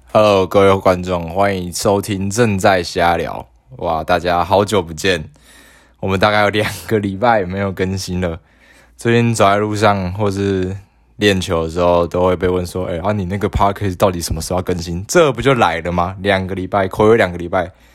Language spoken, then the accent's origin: Chinese; Tainan, Taiwan; 我到底是要继续留在台南念书呢，还是说我应该要北上？